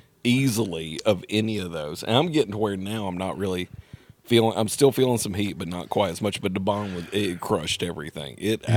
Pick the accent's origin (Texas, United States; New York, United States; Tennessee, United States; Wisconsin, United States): Tennessee, United States; Nashville; Fuck you. I'm from Nashville.